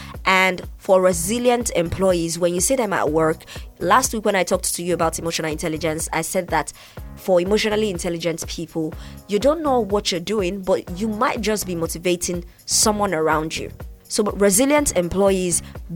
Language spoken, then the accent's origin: English; Nigeria; I'm from Nigeria